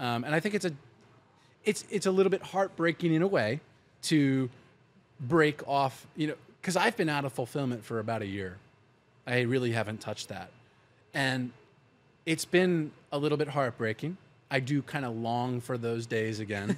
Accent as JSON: {"language": "English", "region": "Pennsylvania", "country": "United States", "tie": "born or raised there", "moved": "yes", "said": "where I grew up in Pennsylvania"}